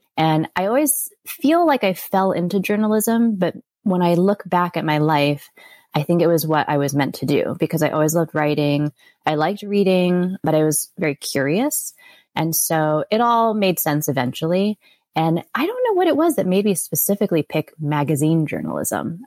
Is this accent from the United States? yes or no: yes; Connecticut, United States; moved away; also born or lived in Florida / New York City; I grew up mostly in Connecticut, and then my dad got a job in Florida, so we moved down there, and I stayed down there for college